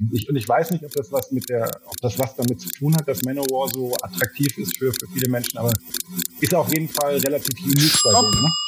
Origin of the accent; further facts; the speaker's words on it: Ruhr area, North Rhine-Westphalia, Germany; ich komme ja auch aus dem Pott